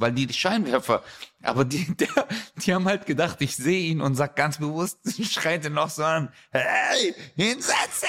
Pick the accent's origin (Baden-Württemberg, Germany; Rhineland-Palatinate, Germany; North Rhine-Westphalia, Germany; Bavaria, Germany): Baden-Württemberg, Germany; Stuttgart; da wo ich herkomme, 7000 Stuttgart 31